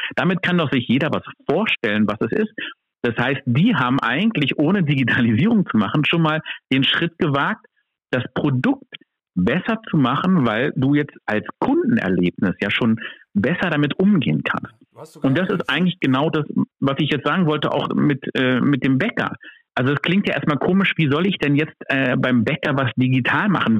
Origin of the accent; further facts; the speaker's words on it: Berlin, Germany; ich komme hier aus Berlin.